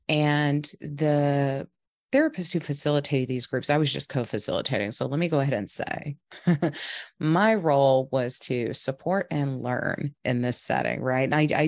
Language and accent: English; the South, United States; I felt like the narrative where I grew up in the South, we're all very like friendly, hospitable, this kind of thing